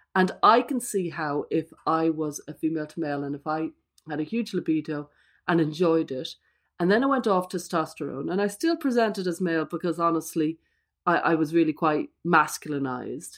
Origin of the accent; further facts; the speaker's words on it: Ireland; I'm Irish